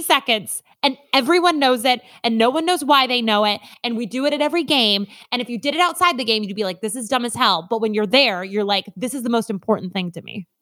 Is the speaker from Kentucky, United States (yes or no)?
no; Minnesota, United States; I am from Minnesota.